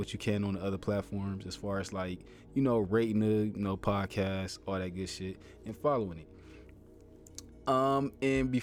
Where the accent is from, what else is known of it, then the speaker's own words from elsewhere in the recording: Ohio, United States; my home state, which I love